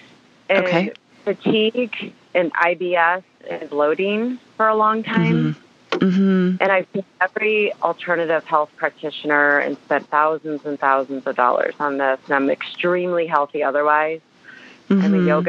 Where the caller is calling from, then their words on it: St. Louis, Missouri, United States; I'm from St. Louis, Missouri.